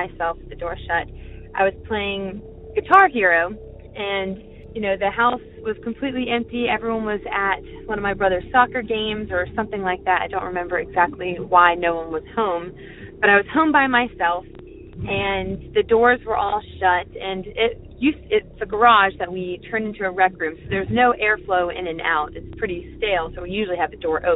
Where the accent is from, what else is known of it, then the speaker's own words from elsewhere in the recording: Mechanicsville, Virginia, United States; I'm from Mechanicsville, Virginia.